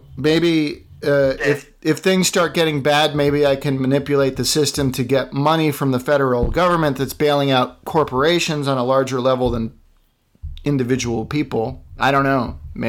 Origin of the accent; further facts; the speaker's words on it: Ireland; I'm Irish, so given to crankiness. I mean, I grew up in a pretty privileged environment.